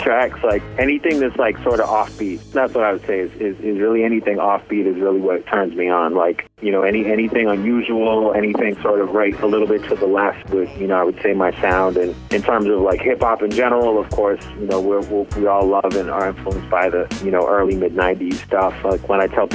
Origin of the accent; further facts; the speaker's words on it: Boston, Massachusetts, United States; now in Los Angeles, United States; I'm actually originally from Boston